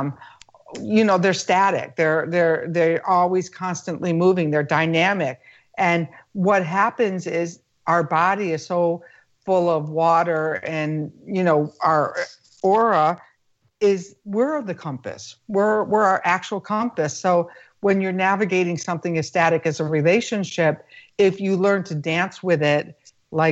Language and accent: English; United States; being an American